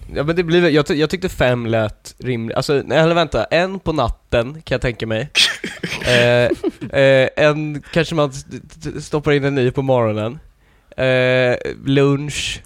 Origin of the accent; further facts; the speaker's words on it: Lidingö, Stockholm County, Sweden; jag såg ut som liten i ett område med massa rika Lidingö-människor